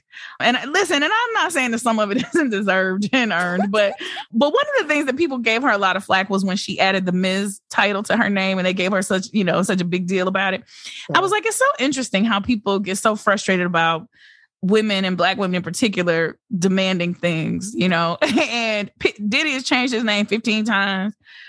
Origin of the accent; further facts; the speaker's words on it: Harlem, New York, United States; Yeah, I'm still from Harlem, Negro. Harlem World.